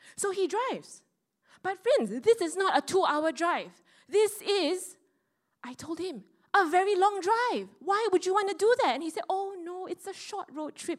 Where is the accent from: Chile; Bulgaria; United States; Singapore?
Singapore; I, the Singaporean with the logical mindset